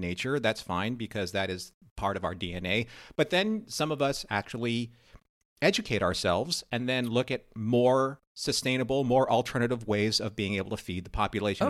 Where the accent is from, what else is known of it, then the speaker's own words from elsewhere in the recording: California, United States; moved away; I was from California